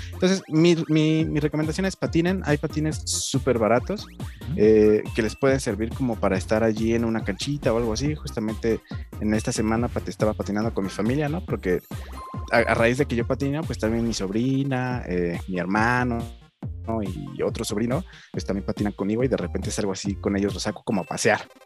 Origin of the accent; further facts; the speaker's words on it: Tlalnepantla, State of Mexico, Mexico; por acá, por mi pueblo, o sea, en el Estado de México y en la Ciudad de México